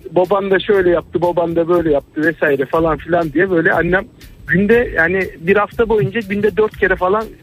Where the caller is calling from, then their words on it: Ankara, Turkey; ben Ankara'dan.